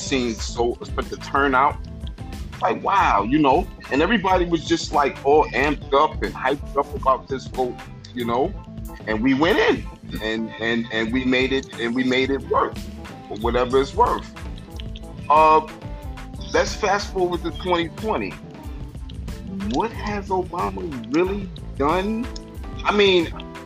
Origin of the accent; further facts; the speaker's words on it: New York City, New York, United States; also born or lived in Brooklyn, New York; I'm from Harlem originally